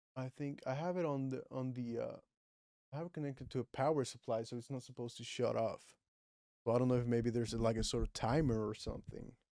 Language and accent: English; Puerto Rico; first language Spanish; English is a second language; I'm from Puerto Rico